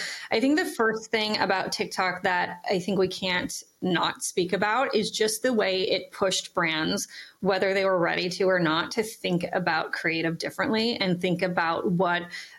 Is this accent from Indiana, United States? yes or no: no; Pennock, Minnesota, United States; now in Bay Area, United States; Penock, which is actually named after the small town I grew up in Minnesota.